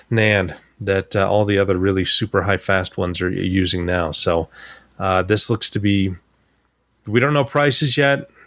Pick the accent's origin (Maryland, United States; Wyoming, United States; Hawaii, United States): Wyoming, United States; I'm, I'm from Wyoming. We we were not a tech capital at the time.